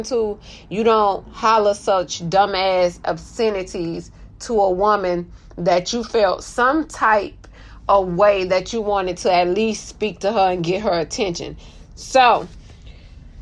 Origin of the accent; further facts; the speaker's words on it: Mobile, Alabama, United States; I'm from Mobile, home of the Mardi Gras